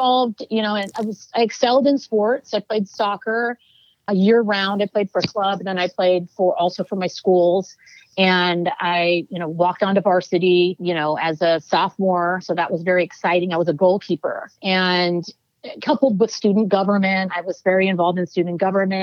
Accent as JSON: {"language": "English", "town": "Oakland", "region": "California", "country": "United States", "tie": "born or raised there", "said": "I'm born and raised in Oakland, California"}